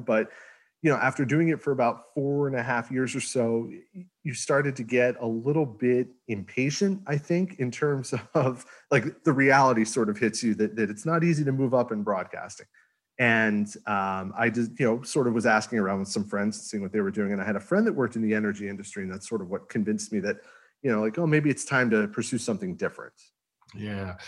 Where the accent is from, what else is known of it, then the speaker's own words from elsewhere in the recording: Northeast, United States; now in Houston, United States; I'm from the Northeast.